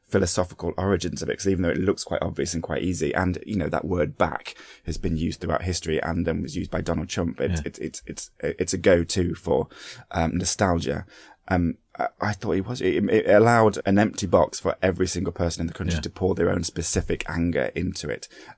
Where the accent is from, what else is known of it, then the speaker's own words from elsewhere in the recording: United Kingdom; as a British people